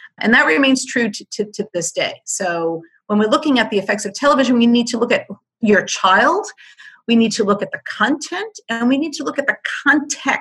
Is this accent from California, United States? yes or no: no; Hoboken, New Jersey, United States; as a young child growing up in Hoboken, New Jersey